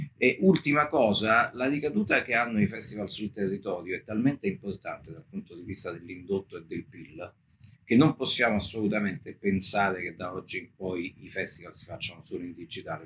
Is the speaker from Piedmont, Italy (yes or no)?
no; Naples, Campania, Italy; me che sono napoletano